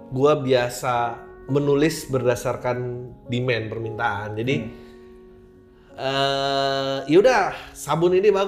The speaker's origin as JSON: {"language": "Indonesian", "region": "Jakarta", "country": "Indonesia", "tie": "born there", "said": "sangat Jakarta banget ya karena gue lahir di Jakarta"}